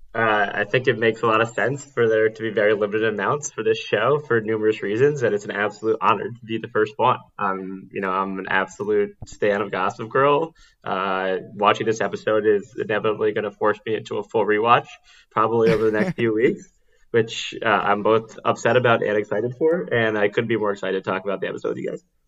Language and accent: English; New York City, New York, United States; I I grew up in New York City on the Upper East Side